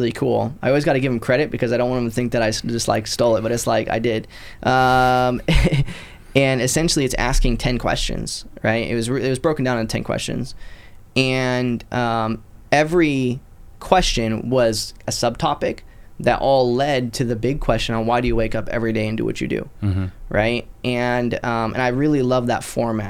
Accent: Citrus County, Florida, United States; also born or lived in Pottsville, Pennsylvania; now in Destin, United States; Originally I was born in Pottsville, Pennsylvania, in a coal town. I grew up in just above Tampa in a little county called Citrus County, and I'm currently in the Destin market

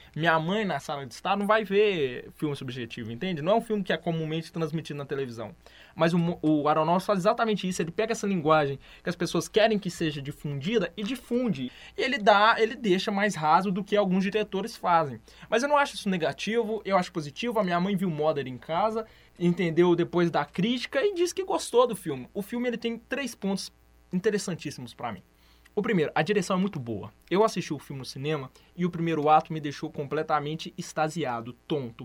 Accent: Brazil; eu sou brasileiro

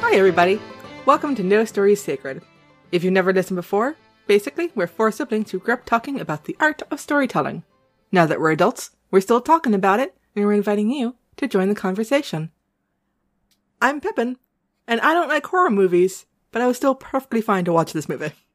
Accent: New England, United States; accent: New England; my New England accent

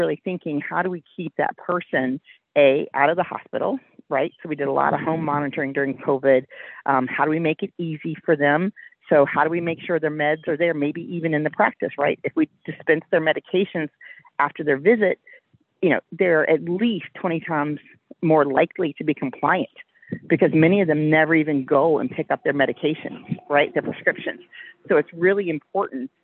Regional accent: Richmond, Virginia, United States; I volunteered to be an EMT on the rescue squad in my hometown of Richmond, Virginia

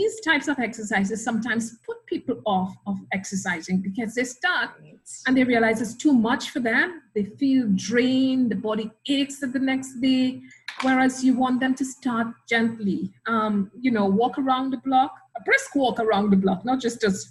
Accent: Trinidad & Tobago; moved away as an adult; also born or lived in Australia / Grenada; now in Trinidad and Tobago; I'm Trinidadian by birth. I was educated initially at the University of the West Indies in Trinidad

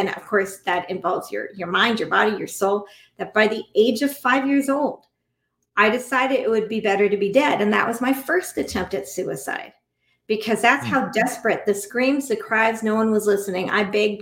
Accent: United States; we as American people, American citizens, right now in this country

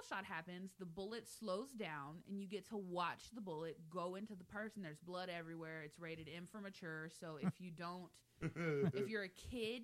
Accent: Texas, United States; I am from Texas

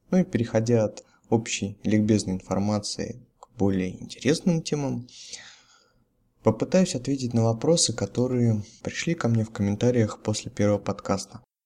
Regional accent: Russia; Все мы родились, выросли в России

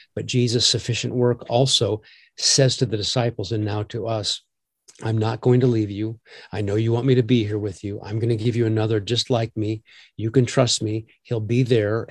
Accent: Omaha, Nebraska, United States; I grew up in Omaha

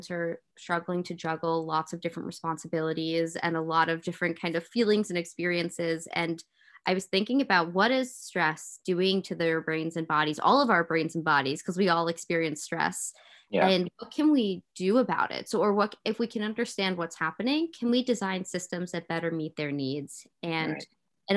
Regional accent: New York, United States; I grew up in New York

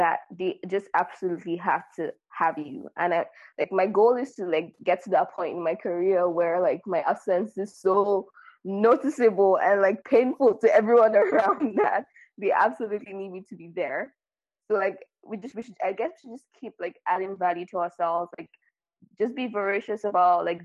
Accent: Nigeria; now in France; I'm from Nigeria and I live in France

